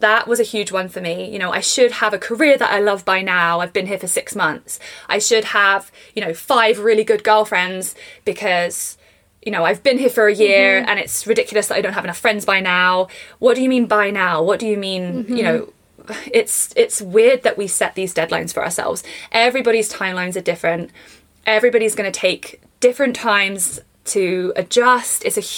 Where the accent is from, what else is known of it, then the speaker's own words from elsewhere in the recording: England, United Kingdom; now in Canada; do you think I sound really, really English? Or do you think I have like a Canadian twang? You know, I've been here for 4 years.